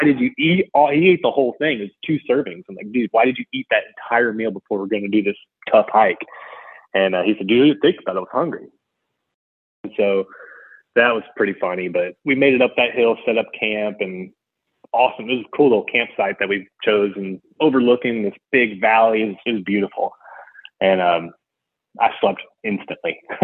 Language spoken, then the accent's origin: English; Houston, Texas, United States; I'm from Houston